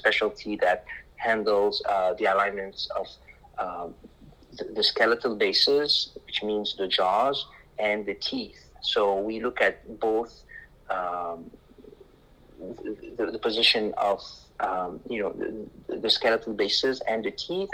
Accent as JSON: {"language": "English", "country": "Lebanon", "tie": "born or raised there", "moved": "as an adult", "said": "I grew up in Lebanon, and living in Lebanon, there was a war growing up"}